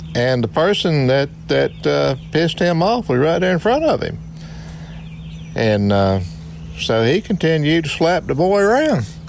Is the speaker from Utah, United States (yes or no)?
no; Wardell, Missouri, United States; I grew up in Wardell, Missouri